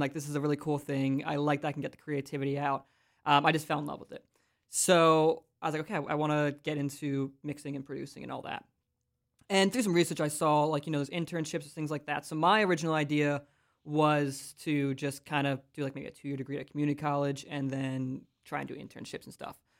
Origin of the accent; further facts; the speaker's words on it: Philadelphia, Pennsylvania, United States; moved away as an adult; now in Central Pennsylvania, United States; I grew up in Philly